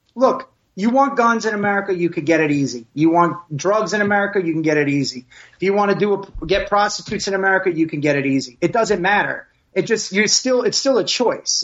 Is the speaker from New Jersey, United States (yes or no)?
yes; Passaic, New Jersey, United States; also born or lived in Princeton, New Jersey / Plantation, Florida; I grew up in Passaic